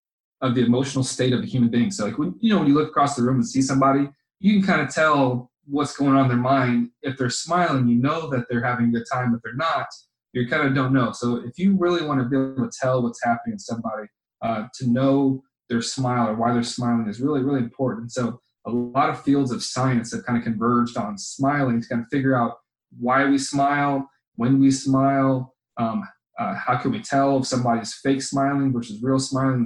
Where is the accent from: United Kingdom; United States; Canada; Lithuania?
United States; Cape Coral, Florida; I grew up in Cape Coral